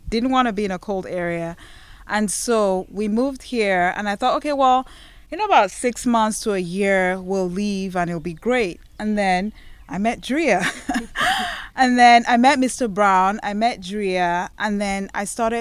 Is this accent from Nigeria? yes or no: yes; Nigeria; also born or lived in northern Nigeria (part ancestry); now in Water Valley, United States; I'm originally from Nigeria